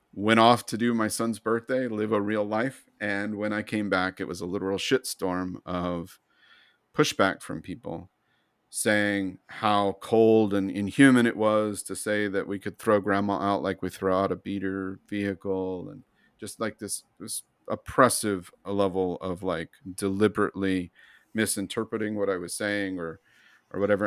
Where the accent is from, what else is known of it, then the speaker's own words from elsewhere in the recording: United States; I'm white, I'm educated, I'm American, I'm male